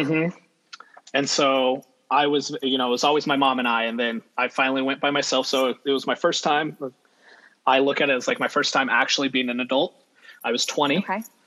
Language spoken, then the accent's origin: English; Central Valley, California, United States; also born or lived in Monterey Bay; I have, like Kayla, been born and raised in the Central Valley, kind of, half and half.